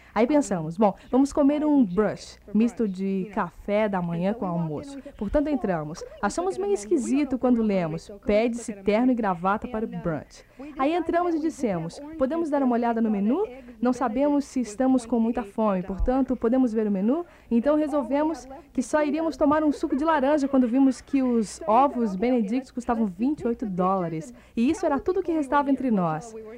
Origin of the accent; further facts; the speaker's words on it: Kenosha, Wisconsin, United States; now in Florida, United States; eu sou de Kenosha, Wisconsin